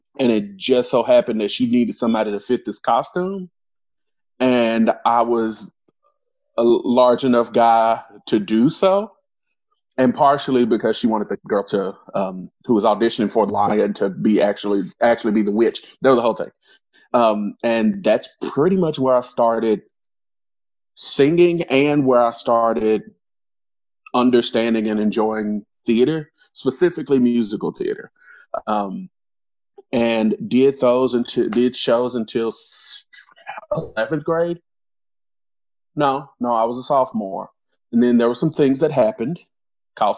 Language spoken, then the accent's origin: English; Arkansas, United States; now in Louisville, United States; I'm not originally from Louisville, or I don't know if we're announcing where we're from, but not originally from the area. I'm originally from Arkansas